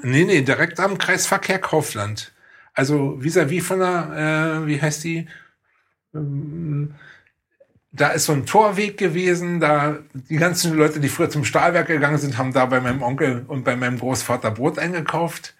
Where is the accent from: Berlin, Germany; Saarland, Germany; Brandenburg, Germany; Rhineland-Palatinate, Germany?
Brandenburg, Germany; Oranienburg; Und ich bin ja wenigstens in Oranienburg geboren und irgendwie ist Oranienburg auch so was von daher wie meine Heimatstadt